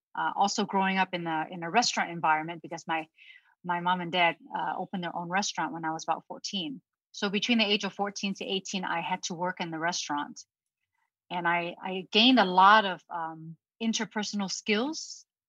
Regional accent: Ohio, United States; English is a second language; also born or lived in Hong Kong; my family immigrated to the United States in Ohio when I was 10 years old with my younger brother, who is uh, six years younger than me

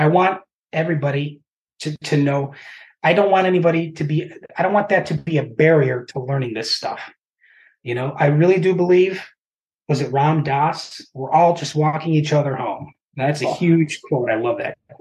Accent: Chicago, Illinois, United States; now in Champaign-Urbana, United States; It's about 120 miles due south of Chicago. Matter of fact, where I work butts up against 57. So I like to joke that if I just hopped the fence and went north, I could get off in 2 hours and be in my hometown

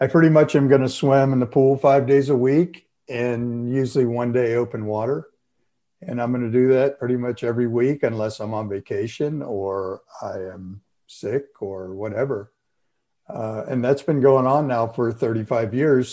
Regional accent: Florida, United States; growing up in Florida

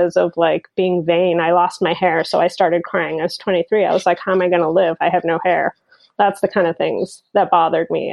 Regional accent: Bahrain; moved away as an adult; also born or lived in Berlin, Germany; now in United States; I was born and brought up in the Middle East on a tiny island called Bahrain

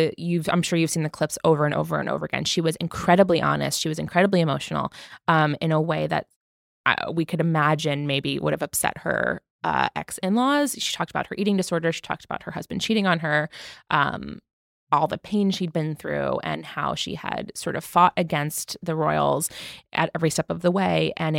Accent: United Kingdom; We're British and we support you. You're loved here.

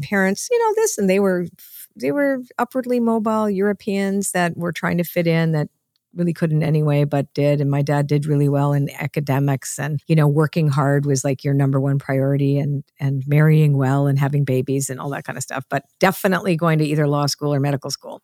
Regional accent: Canada; I wasn't really Canadian, because my parents were immigrants

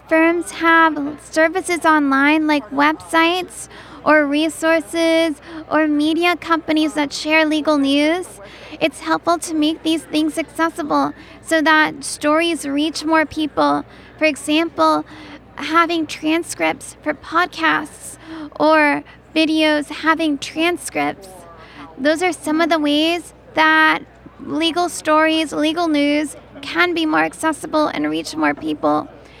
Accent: San Francisco, California, United States; I'm from San Francisco, and I work as a disability rights lawyer, public speaker, and consultant.

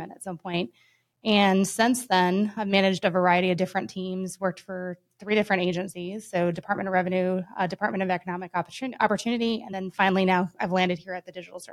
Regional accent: Denver, Colorado, United States; now in Tallahassee, United States; I grew up in Denver, Colorado, or just outside of there, a little suburb there.

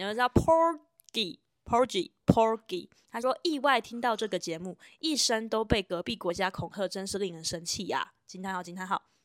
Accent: Zhonghe, New Taipei, Taiwan; 中和乡亲

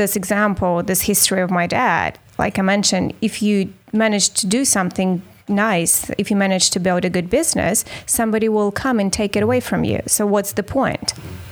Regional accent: Moscow, Russia; moved away; I grew up in Moscow in the capital.

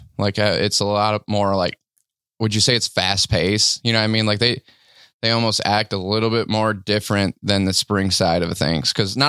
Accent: South Dakota, United States; I was born and raised in South Dakota.

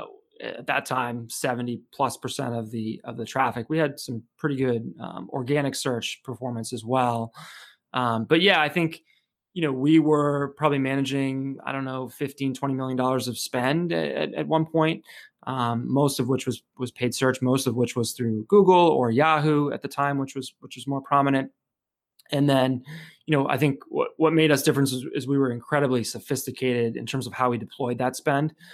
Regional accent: Chelmsford, Massachusetts, United States; I grew up in Chelmsford, Massachusetts, which is sort of northeastern Massachusetts

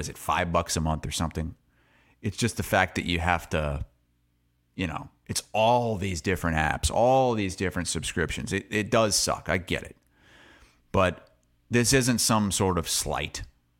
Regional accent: Muscatine, Iowa, United States; also born or lived in Quad Cities; And where I grew up in Muscatine and the Quad Cities. It's a different level.

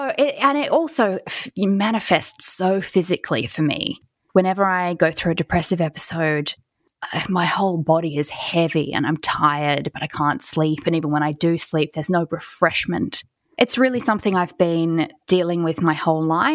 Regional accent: Sydney, New South Wales, Australia; moved away as an adult; now in London, United Kingdom; I was born and raised and spent the first 27 years of my life in Sydney, Australia

